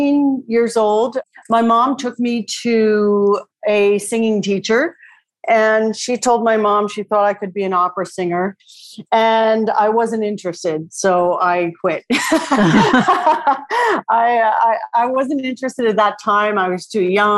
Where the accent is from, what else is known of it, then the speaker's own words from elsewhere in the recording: Long Island, New York, United States; I grew up on Long Island